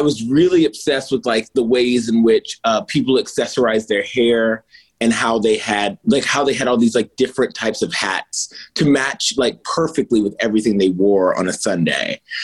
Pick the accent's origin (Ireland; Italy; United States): United States; Martinsville, Virginia; I'm from Martinsville, Virginia, so it's a big furniture town.